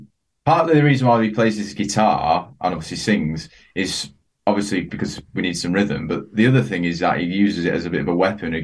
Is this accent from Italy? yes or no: no; Dublin, Leinster, Ireland; born there; Sheffield / Dublin. I was born in Dublin, but.